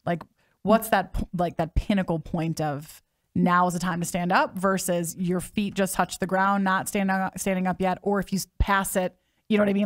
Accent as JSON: {"language": "English", "region": "Midwest", "country": "United States", "tie": "born or raised there", "said": "I grew up in the Midwest"}